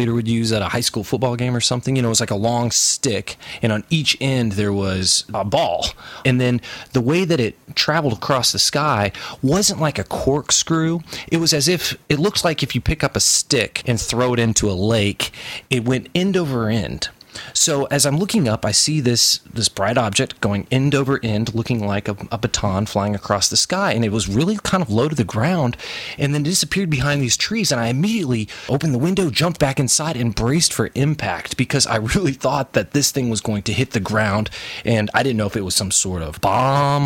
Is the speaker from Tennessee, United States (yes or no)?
yes; Knoxville, Tennessee, United States; I'm from Knoxville, Tennessee.